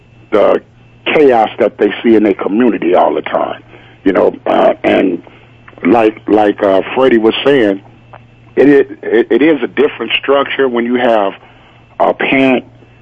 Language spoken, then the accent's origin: English; Compton, California, United States; I grew up in Compton, California